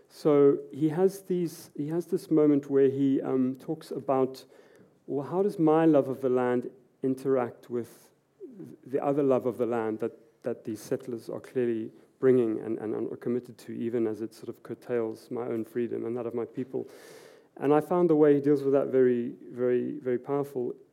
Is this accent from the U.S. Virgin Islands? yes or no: no; South Africa; also born or lived in Edinburgh / Oslo; as a South African